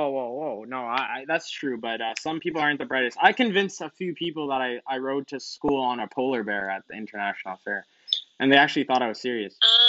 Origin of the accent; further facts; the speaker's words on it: Montreal, Quebec, Canada; also born or lived in Boston, United States; I was born in Boston. I moved to Montreal.